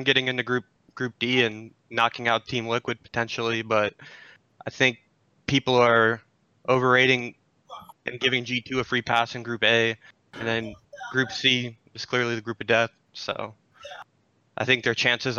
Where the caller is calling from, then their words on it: Orlando, Florida, United States; Calling from Orlando, Florida